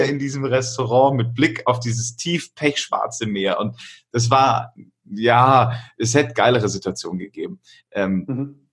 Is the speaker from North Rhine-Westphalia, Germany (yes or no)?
no; Augsburg, Bavaria, Germany; also ich komme ja aus Augsburg